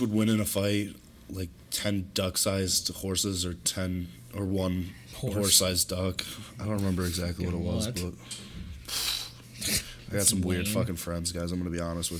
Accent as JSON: {"language": "English", "country": "Canada", "said": "I'm fucking Canadian"}